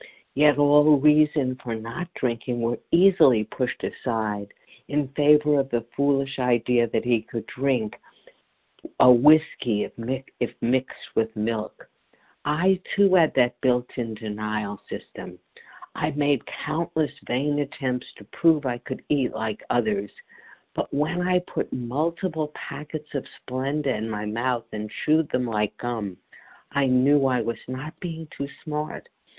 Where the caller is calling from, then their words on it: Chile, New Jersey, United States; I'm calling from Chile, New Jersey.